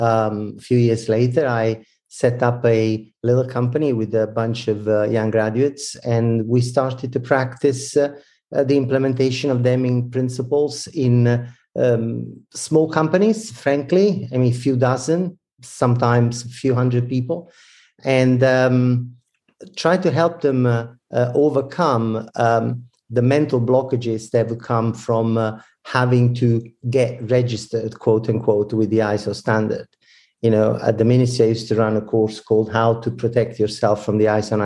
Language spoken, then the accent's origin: English; Italy; accent: Italian; English is a second language; moved away as an adult; also born or lived in New York / Toronto / Milan; now in Victoria, Canada; I'm Italian, as you might probably detect from my accent. But I moved to Northern America 16 years ago